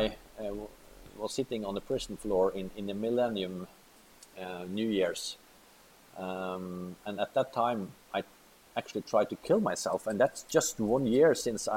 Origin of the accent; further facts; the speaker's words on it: Molde, Møre og Romsdal, Norway; I was pretty famous criminal at the time, because I was in my hometown